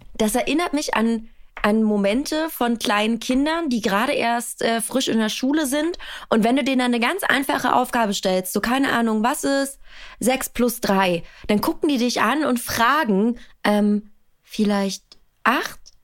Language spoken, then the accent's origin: German; Berlin, Germany; ich bin in Berlin-Hunschenhausen aufgewachsen